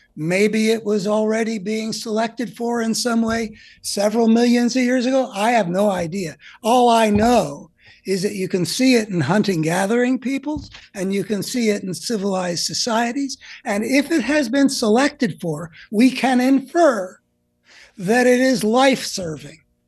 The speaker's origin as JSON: {"language": "English", "country": "United States", "tie": "born or raised there", "said": "growing up in America over, you know, the whole post-war period"}